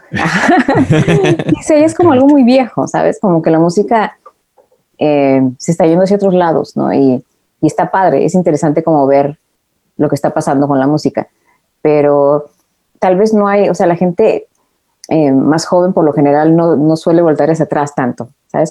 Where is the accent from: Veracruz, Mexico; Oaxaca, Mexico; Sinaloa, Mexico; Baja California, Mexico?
Baja California, Mexico; Tijuana; also born or lived in Mexico City; now in Los Angeles, United States; yo vivía en Tijuana